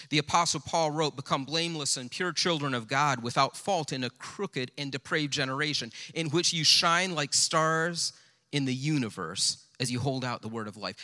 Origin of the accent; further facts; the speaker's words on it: United States; as an American